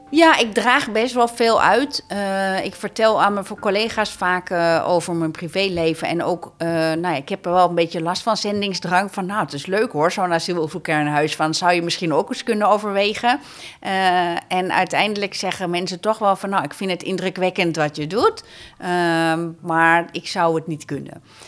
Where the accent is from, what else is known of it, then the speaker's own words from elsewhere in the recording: Amsterdam, North Holland, Netherlands; Ik woon mijn hele leven al in Amsterdam.